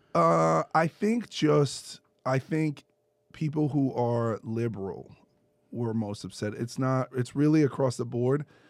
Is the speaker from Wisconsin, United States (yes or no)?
no; New York City, New York, United States; I grew up in Brooklyn